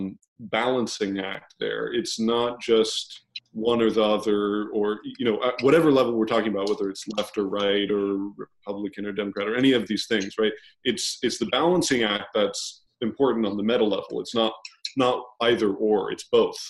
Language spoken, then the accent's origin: English; Texas, United States; Being a Texan myself